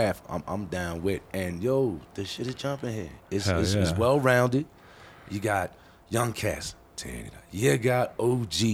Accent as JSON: {"language": "English", "town": "Philadelphia", "region": "Pennsylvania", "country": "United States", "said": "I am from Philadelphia"}